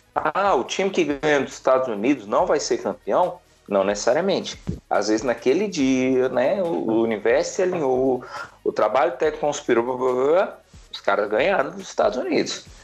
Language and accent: Portuguese; Brazil; enquanto brasileiro